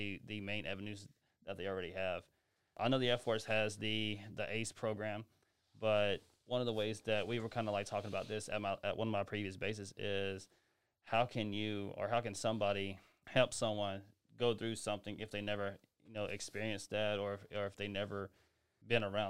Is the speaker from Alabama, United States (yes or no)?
yes; Greensboro, Alabama, United States; moved away as an adult; I'm from Greensboro, Alabama